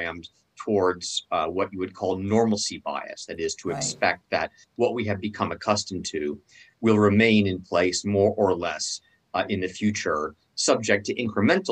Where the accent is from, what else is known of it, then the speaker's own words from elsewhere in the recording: California, United States; I'm from California